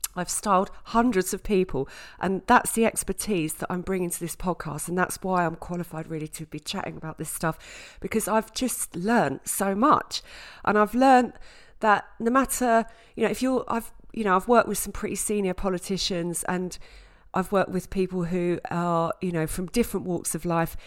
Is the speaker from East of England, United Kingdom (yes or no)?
yes; Southend-on-Sea, East of England, United Kingdom; also born or lived in Scotland; now in London, United Kingdom; I grew up in Essex, in South End in Essex.